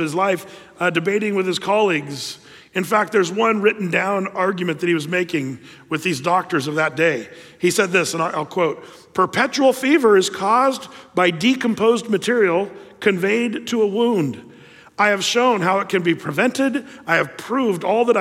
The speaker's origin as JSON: {"language": "English", "region": "Southern Oregon", "country": "United States", "tie": "born or raised there", "said": "I grew up in Southern Oregon where we had rivers and lakes"}